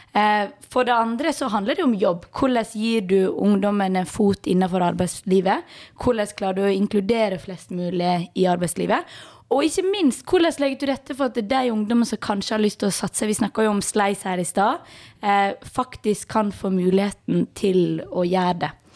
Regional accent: Balestrand, Vestland, Norway; now in Bergen, Norway; Kommer fra Balestrand, bor i Bergen.

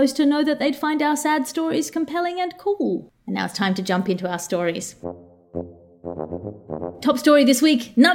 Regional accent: Australia; moved away; As an Australian, as somebody who's come from a country which knows about invasive species

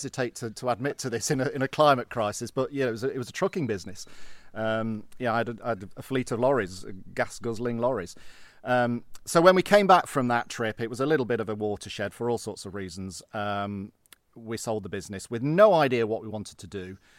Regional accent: Derby, East Midlands, United Kingdom; now in Scotland; Well, I grew up in the Midlands. My dad worked on the railway, so we moved around quite a lot.

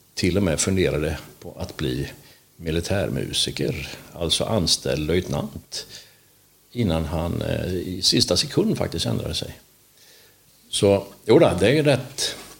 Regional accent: Vetlanda, Jönköping County, Sweden; jag är född i Vetlanda

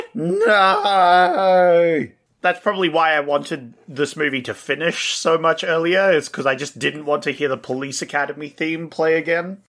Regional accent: Australia; We're Australian

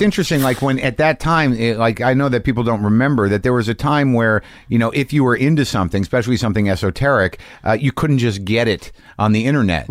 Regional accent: New Mexico, United States; I was brought up in New Mexico.

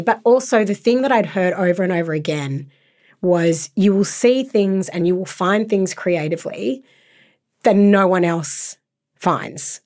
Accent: Sydney, New South Wales, Australia; I was brought up in Sydney for most of my life

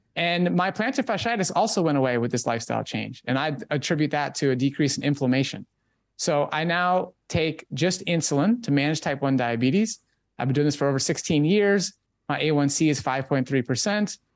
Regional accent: Minnesota, United States; I was growing up in Minnesota at that time

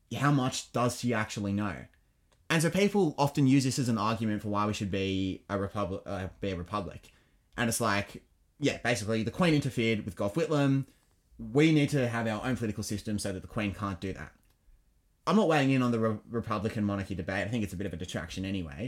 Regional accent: United Kingdom; now in Australia; I was born in Britain. I'm, I'm a Brit.

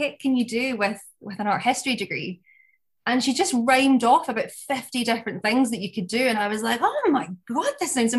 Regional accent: Coatbridge, Scotland, United Kingdom; accent: Glaswegian; moved away as an adult; now in London, United Kingdom; I'm originally from Coatbridge, but I am now based in London

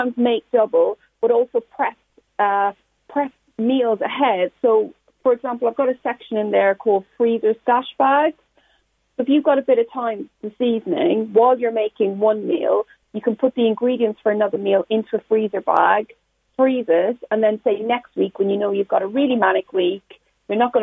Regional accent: Ireland; when I was growing up in Ireland in like 80s and 90s

